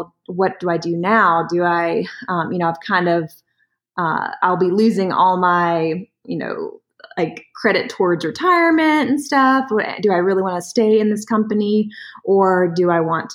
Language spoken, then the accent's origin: English; Durham, North Carolina, United States; also born or lived in Charlotte / Winston-Salem; my adoptive parents brought me home to Durham, and I grew up there all my life